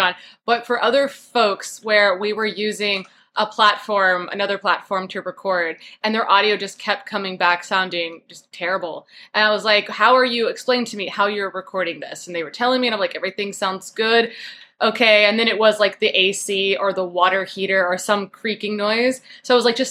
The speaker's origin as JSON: {"language": "English", "region": "Texas", "country": "United States", "moved": "yes", "lives_now": "Queens, New York, United States", "said": "I'm from Texas originally"}